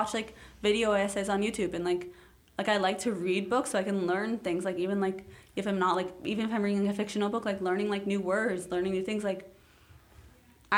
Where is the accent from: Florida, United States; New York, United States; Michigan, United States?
New York, United States; New York City; also born or lived in Chicago / Mexico City; because I've grown up here, because I've lived almost 15 out of 16 of my years, like, alive here.